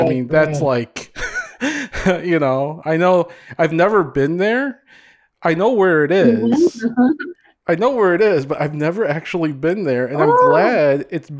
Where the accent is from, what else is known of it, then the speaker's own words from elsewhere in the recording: Hopkins, Minnesota, United States; also born or lived in Davao, Philippines; I grew up in Hopkins, in like the western suburbs, Minnetonka.